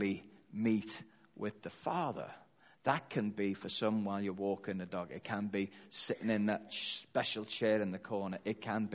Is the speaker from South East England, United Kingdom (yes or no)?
no; Liverpool, North West England, United Kingdom; I'm from Liverpool, that's what we say, calm down